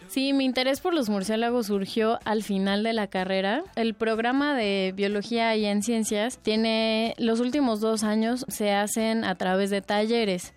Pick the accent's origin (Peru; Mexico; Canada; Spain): Mexico; Mexico City; Nací en la Ciudad de México en septiembre de 1990